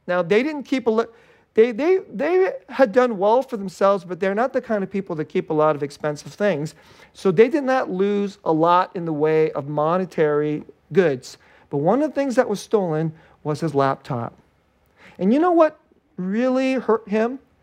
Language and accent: English; Bay Area, California, United States; I grew up here in the Bay Area